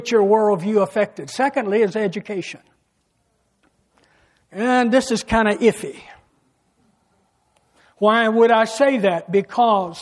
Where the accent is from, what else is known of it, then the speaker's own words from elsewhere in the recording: an area fairly close to St. Louis, closer than Louisville, Kentucky, United States; I was raised in an area where we believed there was Almighty God first, family second, and UK Wildcats third